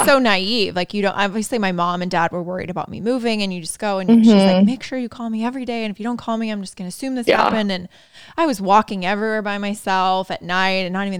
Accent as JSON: {"language": "English", "region": "Indiana", "country": "United States", "said": "I'm from Indiana."}